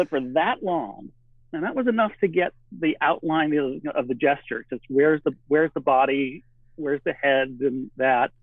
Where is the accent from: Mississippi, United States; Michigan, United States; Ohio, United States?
Michigan, United States; moved away as an adult; also born or lived in California; now in Oregon, United States; I grew up in the Midwest in Michigan